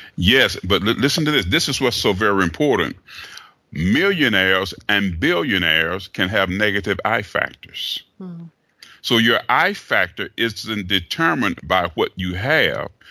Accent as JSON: {"language": "English", "town": "Chattanooga", "region": "Tennessee", "country": "United States", "tie": "born or raised there", "moved": "as an adult", "lives_now": "Atlanta, United States", "said": "Originally born and raised in Chattanooga, Tennessee."}